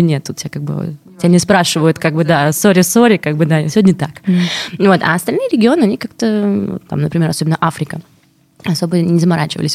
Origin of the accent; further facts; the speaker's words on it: Russia; я из России